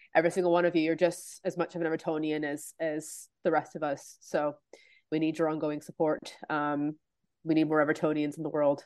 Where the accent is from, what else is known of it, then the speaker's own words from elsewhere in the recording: Canada; I'm from Canada